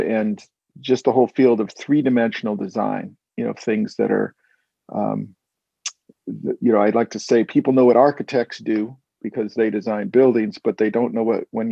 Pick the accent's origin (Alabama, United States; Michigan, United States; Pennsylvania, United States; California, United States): California, United States; Walnut Creek; I'm actually from a suburb of San Francisco called Walnut Creek